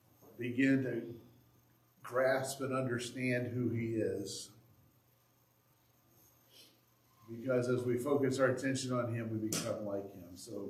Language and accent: English; Indiana, United States; now in Michigan, United States; when I moved here, you thought I was from the South. Well, technically, Indiana is south of Michigan.